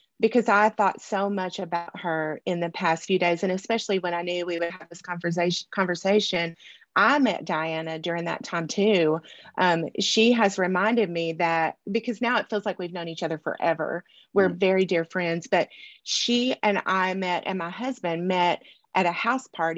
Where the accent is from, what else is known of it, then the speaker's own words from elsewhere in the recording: Dermott, Arkansas, United States; also born or lived in Monticello, Arkansas; I was born in Southeast Arkansas in Dermott. Grew up in Southeast Arkansas, graduated from Monticello High School